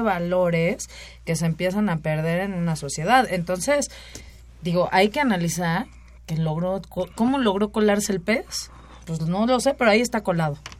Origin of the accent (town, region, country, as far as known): Mexico